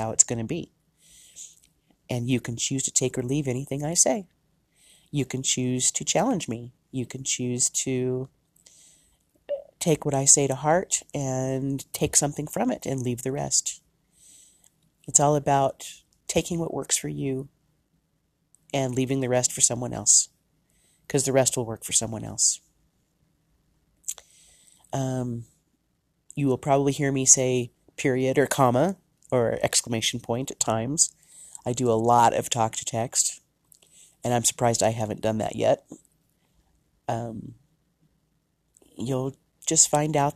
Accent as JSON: {"language": "English", "country": "United States", "said": "I am from the United States"}